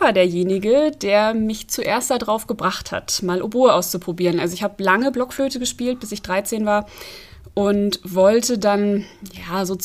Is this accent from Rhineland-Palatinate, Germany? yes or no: no; Petersberg, Hesse, Germany; also born or lived in Fulda; wie man schon gehört hat. Ich bin Oboistin, bin in Fulda geboren, in Petersberg aufgewachsen